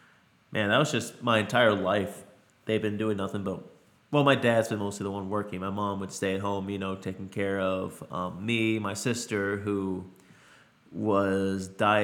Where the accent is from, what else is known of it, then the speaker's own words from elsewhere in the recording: Louisiana, United States; born there; also born or lived in Pennsylvania / Connecticut / Colorado / Alaska; So, my family moved around every couple years. I was born in Louisiana.